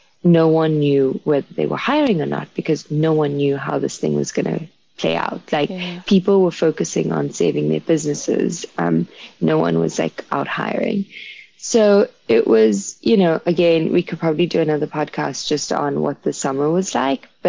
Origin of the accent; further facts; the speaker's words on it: South Africa; now in New York, United States; being South African